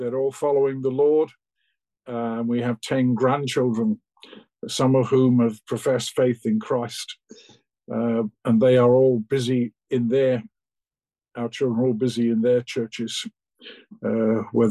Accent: London, United Kingdom; also born or lived in Aberystwyth, Wales / Crawley / Philadelphia, United States; I was born in London, immediately after the Second World War.

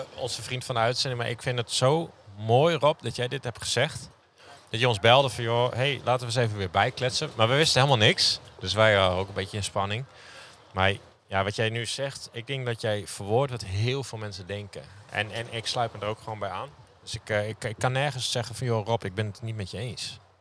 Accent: Groningen, Netherlands; now in Friesland, Netherlands; ik kom uit Groningen

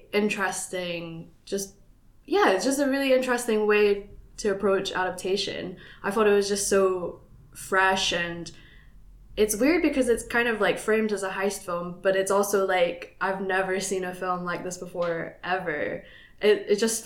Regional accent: Philippines; I'm a Filipina

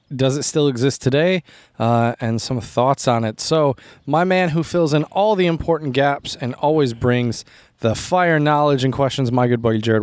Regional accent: United States; I'm American

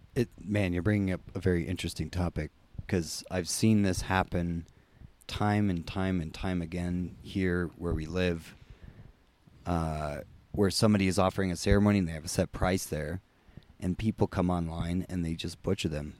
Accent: United States; we're both American

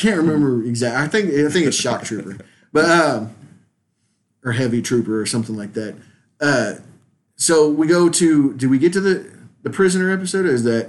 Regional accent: Louisiana, United States; I want to watch it just because it's in my home state.

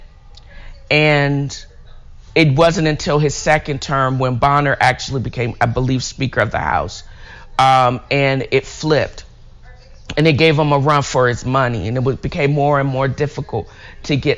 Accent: Virginia Beach, Virginia, United States; I grew up in Virginia Beach

